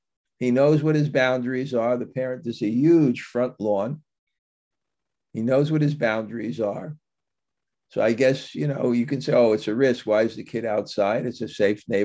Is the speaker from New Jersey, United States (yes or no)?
no; New York City, New York, United States; I grew up in New York, in Bensonhurst, which was called the Little Italy of Brooklyn